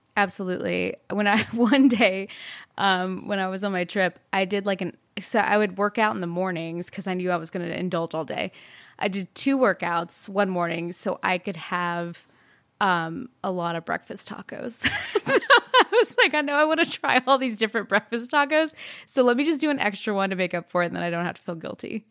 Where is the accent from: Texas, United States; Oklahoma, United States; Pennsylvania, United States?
Texas, United States; Plano; moved away; also born or lived in Fort Worth, Texas; I'm originally from Texas. I was born in Fort Worth and raised in Plano.